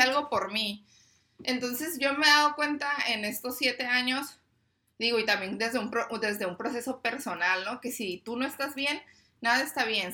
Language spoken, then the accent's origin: Spanish; Tijuana, Baja California, Mexico; yo soy de aquí de Tijuana